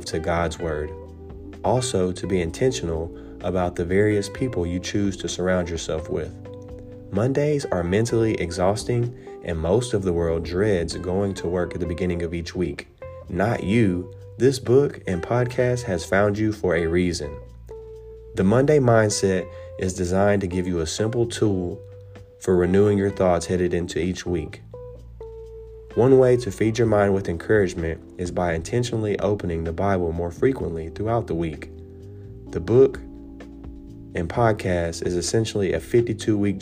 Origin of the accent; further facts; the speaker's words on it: Nashville, Tennessee, United States; I am from Nashville, Tennessee